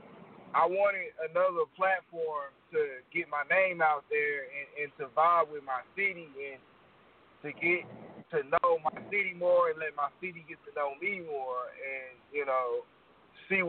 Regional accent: Oklahoma City, Oklahoma, United States; I've lived here my whole life

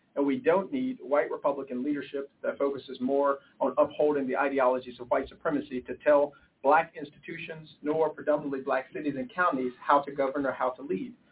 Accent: Memphis, Tennessee, United States; I'm from Memphis.

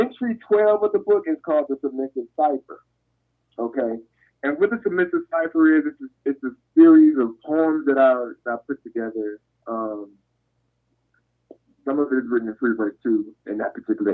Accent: Detroit, Michigan, United States; born or raised there; moved away

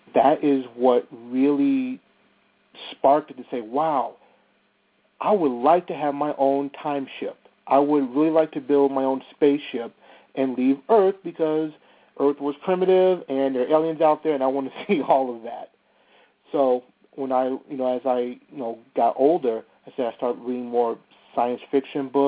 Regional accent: Bellwood, Illinois, United States; it's an area called Bellwood, Illinois

